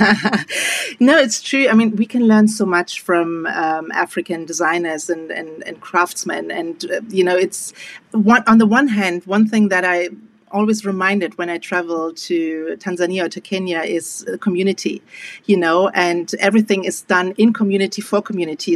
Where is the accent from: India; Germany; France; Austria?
Germany; being Afro German, I have always been aware of the opportunity that I had just being born and growing up in Germany